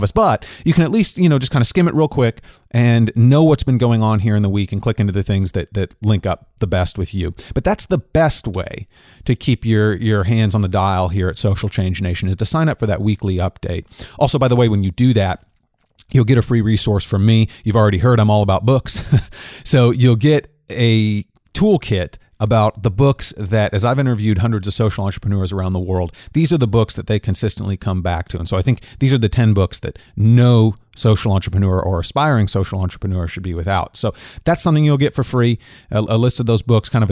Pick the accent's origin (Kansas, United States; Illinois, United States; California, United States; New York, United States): Kansas, United States; we're both Kansans and you're a KU dude just like me